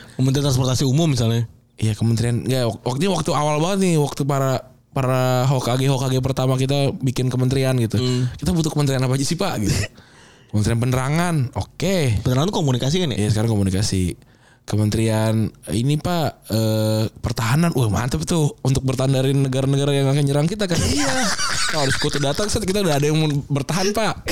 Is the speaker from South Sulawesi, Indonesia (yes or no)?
no; Jakarta, Indonesia; kita sebagai orang Jakarta